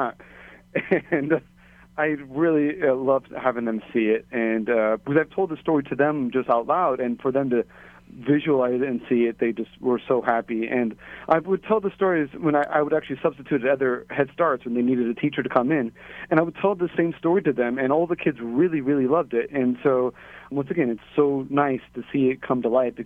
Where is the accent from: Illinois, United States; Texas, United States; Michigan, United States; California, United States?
California, United States; moved away as an adult; also born or lived in Hawaii / upstate New York; now in Waimanalo, Hawaii, United States; I'm originally from California